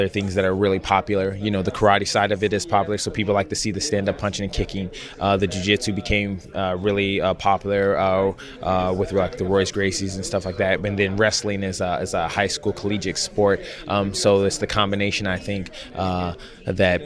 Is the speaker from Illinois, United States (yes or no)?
no; Los Angeles County, California, United States; also born or lived in Orange County, California; this is my hometown, meaning this is the first opportunity I've ever had to fight in, like, this part of California. I fought up in San Diego, San Jose, but I'm originally from LA County